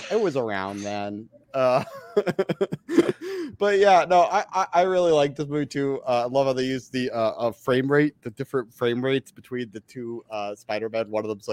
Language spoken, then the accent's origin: English; Canada; accent: Canadian; As a Canadian who loves movies, lives close enough to Toronto.